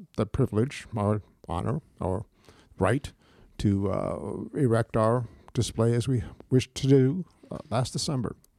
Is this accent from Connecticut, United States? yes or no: yes; Bridgeport, Connecticut, United States; also born or lived in Fairfield / Shelton; I was born and raised in Bridgeport